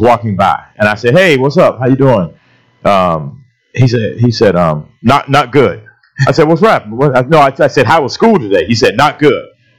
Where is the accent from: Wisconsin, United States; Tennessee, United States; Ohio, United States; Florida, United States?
Florida, United States; moved away; also born or lived in Texas; I'm from Florida.